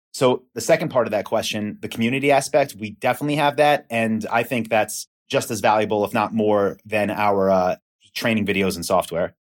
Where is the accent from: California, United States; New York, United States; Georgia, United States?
New York, United States; Long Island; accent: East Coast; now in Austin, United States; I'm from New York, from Long Island.